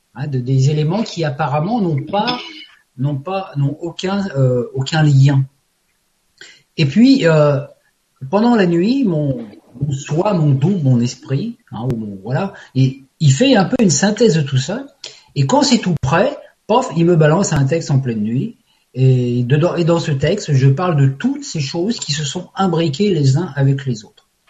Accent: Paris, Île-de-France, France; je suis parisien d'origine

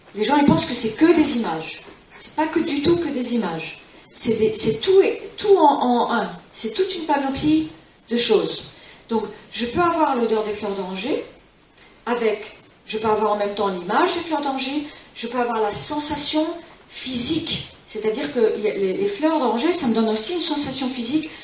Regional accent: Spain; also born or lived in California; je suis élevée en Espagne

